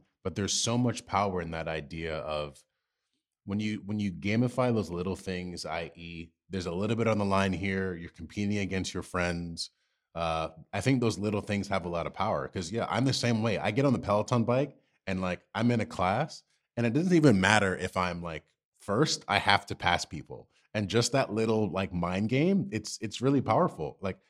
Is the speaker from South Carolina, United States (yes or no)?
no; New York, United States; especially as a New Yorker, and space is a luxury.